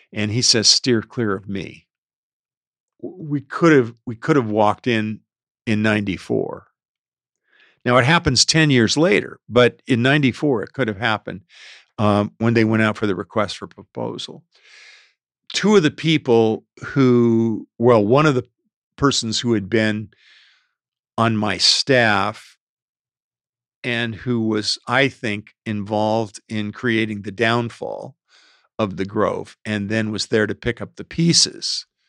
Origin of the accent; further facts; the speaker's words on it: South Gate, California, United States; I was born and raised in Southgate, California